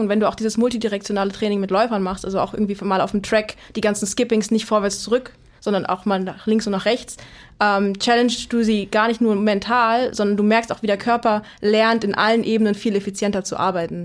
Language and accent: German; Berlin, Germany; komme aus Berlin, ähm, also ah. nicht ursprünglich, aber ich bin mit Berlin aufgewachsen